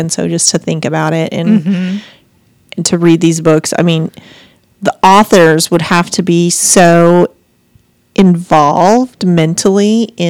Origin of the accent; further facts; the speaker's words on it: Missoula, Montana, United States; that's basically my hometown within a few miles.